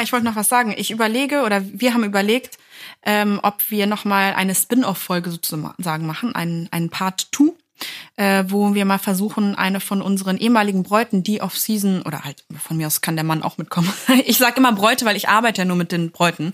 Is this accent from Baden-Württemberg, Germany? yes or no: no; near Hanover, Lower Saxony, Germany; ich bin ja aus Niedersachsen, habe ich ja schon öfter mal erwähnt, aus der Nähe von Hannover